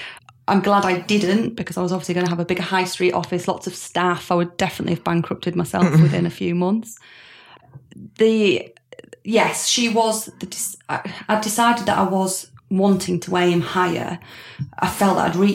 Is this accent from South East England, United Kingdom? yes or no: no; Harrogate, Yorkshire and the Humber, United Kingdom; also born or lived in Manchester; So I came back from Manchester, back to Harrogate, which is where I'm from